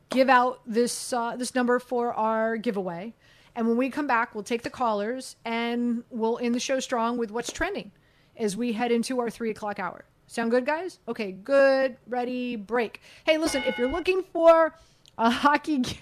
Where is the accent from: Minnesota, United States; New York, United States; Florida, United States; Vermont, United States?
Florida, United States; Miami; I grew up in Miami in the '80s